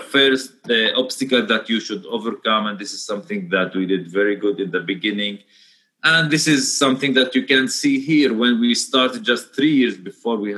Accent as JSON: {"language": "English", "area": "the Galilee", "region": "Northern District", "country": "Israel", "said": "where I am from. So we are from the Galilee. It's the north of Israel."}